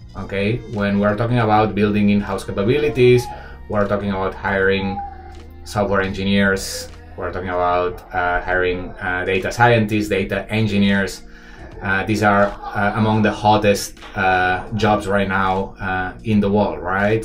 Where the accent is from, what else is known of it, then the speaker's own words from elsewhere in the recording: Barcelona, Catalonia, Spain; moved away as an adult; now in Shanghai, China; I'm obviously not Chinese, I'm from Barcelona, but I've been living 12 years uh, in Shanghai